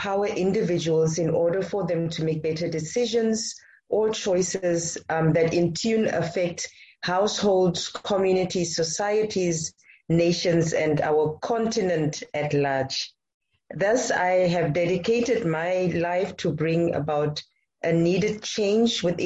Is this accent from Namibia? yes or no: yes; Namibia; I am born and I live in Namibia